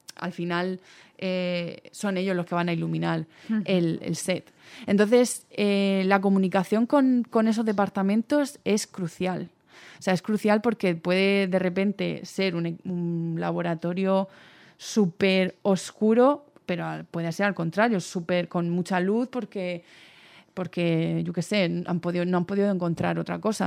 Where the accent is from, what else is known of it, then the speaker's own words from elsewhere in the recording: Cartagena, Region of Murcia, Spain; moved away as an adult; now in Valencia, Spain; Yo soy de, Cartagena, de Murcia